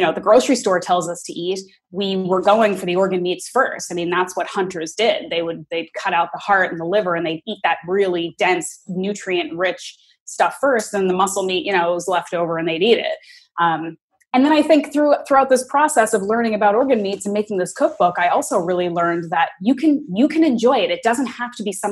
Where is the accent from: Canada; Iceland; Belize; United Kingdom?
Canada; also born or lived in New York, United States; when I grew up in Canada, and then I graduated university, and I moved around a lot. And for a long chunk of time, I was living in New York